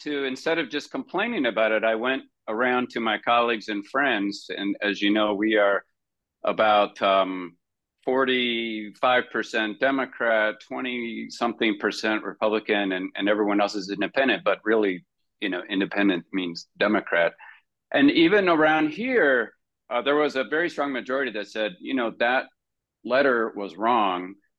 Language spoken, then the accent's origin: English; Iowa, United States; all three of us have known each other for decades, and we're all from Iowa.